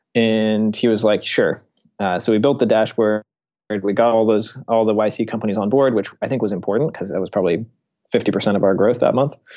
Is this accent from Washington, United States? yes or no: yes; Seattle, Washington, United States; I grew up in Seattle and I worked at his rocket company, Blue Origin, as a high school intern.